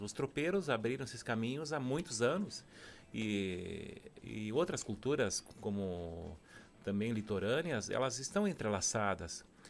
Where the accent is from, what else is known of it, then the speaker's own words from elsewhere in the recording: Serra Gaúcha, Rio Grande do Sul, Brazil; sou do Rio Grande do Sul, da Serra Gaúcha